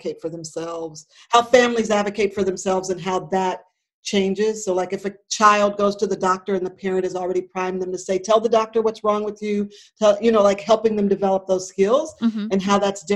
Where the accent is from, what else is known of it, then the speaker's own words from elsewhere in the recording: Texas, United States; now in San Francisco Bay Area, United States; I was born in Texas